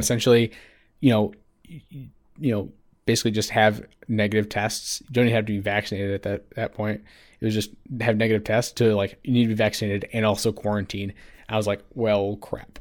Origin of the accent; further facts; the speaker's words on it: Midwest, United States; growing up in the Mid-, Midwest